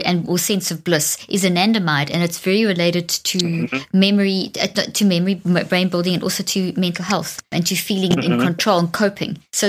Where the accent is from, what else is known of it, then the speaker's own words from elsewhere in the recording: South Africa; now in Dallas, United States; I grew up in South Africa and it's very open and the mm-hmm. homes are open and I had huge windows